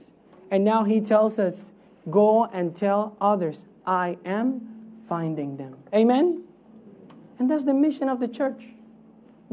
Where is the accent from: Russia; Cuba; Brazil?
Cuba; moved away; I come from Cuba. Cuba is a communist country.